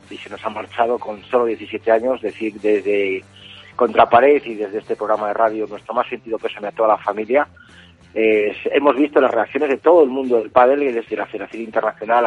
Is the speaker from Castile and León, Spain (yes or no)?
yes; Castile and León, Spain; de Castilla y León, de mi tierra